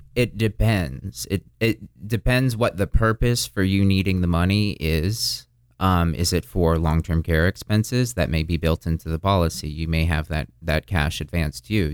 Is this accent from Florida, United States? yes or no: yes; Florida, United States; also born or lived in Burlington, Vermont / Boston; I was born in Burlington, Vermont. Um, I spent very little of my life up there, rather immediately moved down to Florida. Um, I've spent most of my life in Florida.